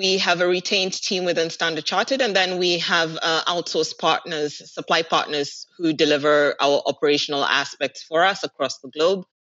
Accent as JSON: {"language": "English", "country": "Kenya", "moved": "as an adult", "lives_now": "Dubai, United Arab Emirates", "said": "I'm actually Kenyan in terms of where home is"}